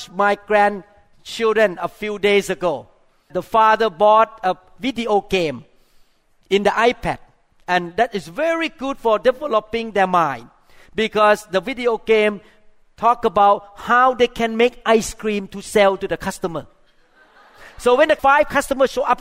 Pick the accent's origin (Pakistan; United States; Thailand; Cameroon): Thailand; moved away; I grew up in Thailand